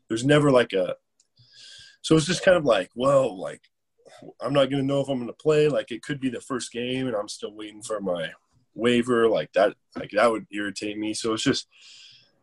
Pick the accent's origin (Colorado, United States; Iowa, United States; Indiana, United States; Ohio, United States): Colorado, United States; this is where I'm from. This is my home state